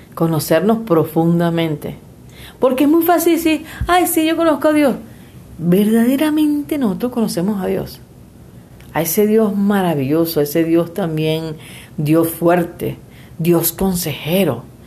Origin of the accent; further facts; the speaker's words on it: Venezuela; moved away as an adult; now in Mexico; esa fue la Venezuela que yo dejé.